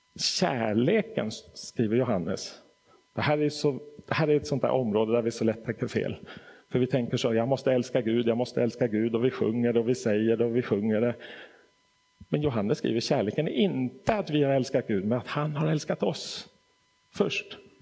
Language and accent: Swedish; Stockholm, Stockholm County, Sweden; moved away as an adult; also born or lived in Nacka; now in Hässleholm, Sweden; Jag är född och uppvuxen i Stockholm